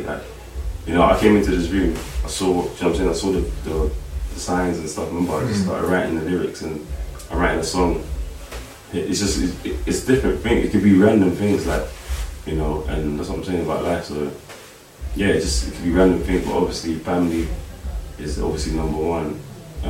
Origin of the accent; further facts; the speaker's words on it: London, United Kingdom; I was born in the UK, London, and my family's from Africa, Congo